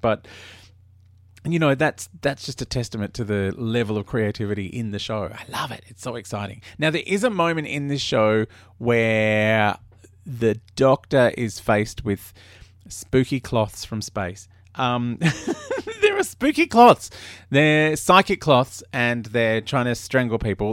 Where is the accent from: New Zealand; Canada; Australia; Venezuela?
Australia; I grew up in Australia